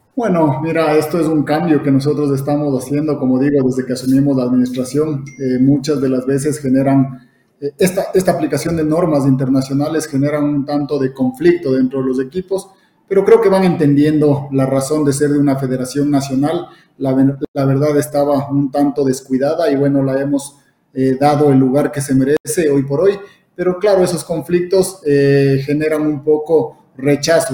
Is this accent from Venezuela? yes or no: no; Ecuador; nosotros aquí a nivel de Ecuador, como ecuatorianos